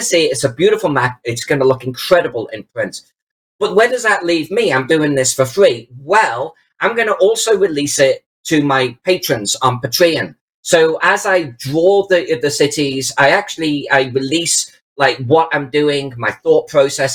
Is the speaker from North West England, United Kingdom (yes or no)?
yes; Chester, North West England, United Kingdom; my hometown of Chester